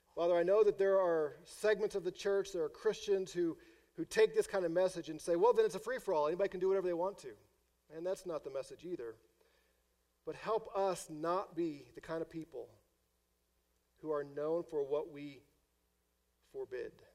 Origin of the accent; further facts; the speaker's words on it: St. Louis, Missouri, United States; moved away; because I'm from St. Louis